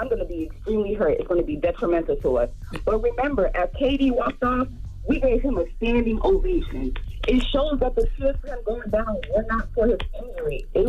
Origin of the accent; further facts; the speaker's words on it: Toronto, Ontario, Canada; I'm born and raised in Toronto, but I live in North now.